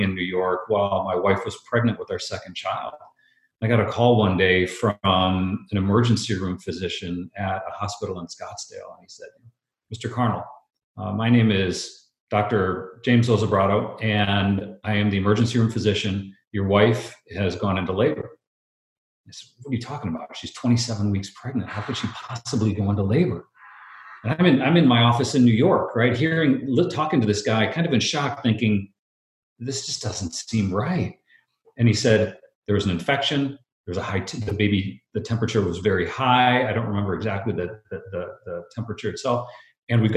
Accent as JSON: {"language": "English", "country": "Brazil", "tie": "born or raised there", "moved": "yes", "said": "I grew up in Brazil"}